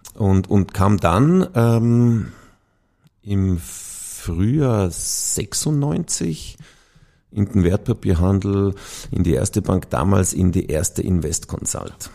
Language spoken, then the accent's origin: German; Vorarlberg, Austria; moved away as an adult; now in Vienna, Austria; geboren und aufgewachsen in Vorarlberg